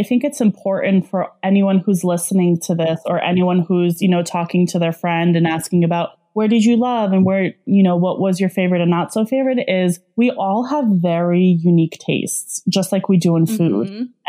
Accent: Russia; also born or lived in Belarus; so I'm Russian. I call myself Russian. I was born in Belarus, which was like, it's a small country, a part of the former Soviet Union.

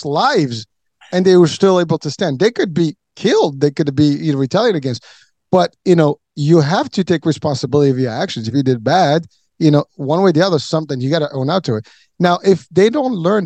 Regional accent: Morocco; moved away; I'm from Morocco

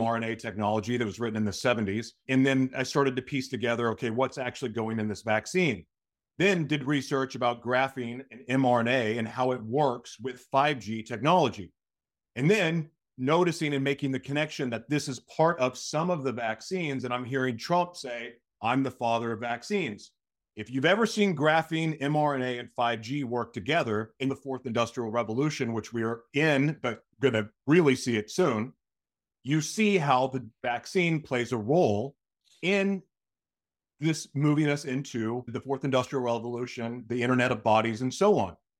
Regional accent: Tulsa, Oklahoma, United States; from my hometown

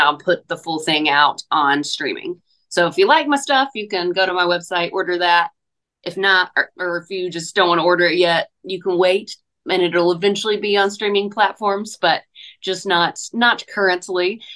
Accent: Hickory, North Carolina, United States; now in Nashville, United States; I did a couple festivals in my hometown this past year. Did my um, Hickory Oktoberfest on the main stage

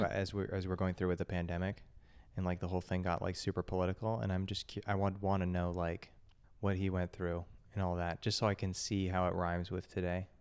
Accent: United States; growing up in the United States

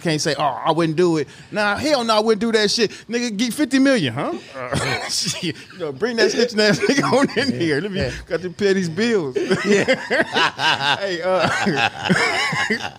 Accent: Bay Area, California, United States; also born or lived in Richmond, California / Oakland, California / Vallejo, California / Livermore, California; Before I graduated out of high school, I went to 18 different schools. From Richmond to Oakland, I mean Vallejo, back and forth from Richmond to Oakland all my life, back and forth.

